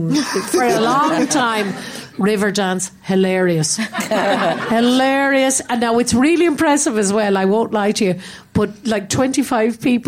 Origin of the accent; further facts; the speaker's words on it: Ireland; moved away as an adult; now in London, United Kingdom; I grew up in Ireland, although I've lived away from there for so many decades